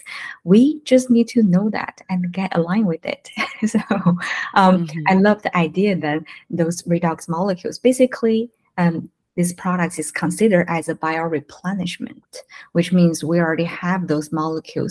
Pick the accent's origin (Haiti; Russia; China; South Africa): China; now in United States; we're from mainland China. We moved from China to the States 10 years ago.